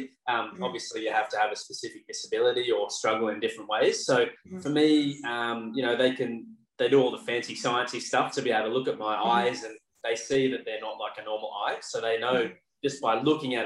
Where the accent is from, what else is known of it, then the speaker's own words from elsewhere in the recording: Tasmania, Australia; now in Sunshine Coast, Australia; grew up in Tassie, which it's a bit cold.